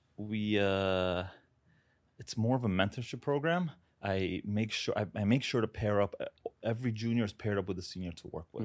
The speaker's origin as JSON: {"language": "English", "town": "New York City", "region": "New York", "country": "United States", "tie": "born or raised there", "also_born_or_lived": "Uzbekistan", "said": "I was, uh, born there, moved here when I was seven years old. grew up in Brooklyn"}